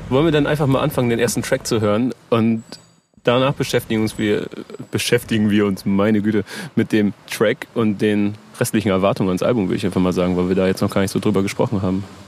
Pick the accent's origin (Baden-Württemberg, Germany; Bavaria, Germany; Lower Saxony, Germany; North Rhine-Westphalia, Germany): Lower Saxony, Germany; near Oldenburg; now in Hamburg, Germany; ich komme aus der Nähe von Oldenburg